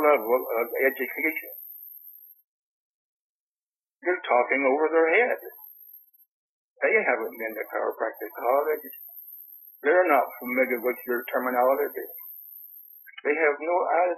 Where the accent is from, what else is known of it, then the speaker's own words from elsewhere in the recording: Anniston, Alabama, United States; also born or lived in California; I was born in Alabama. Grew up in Alabama and California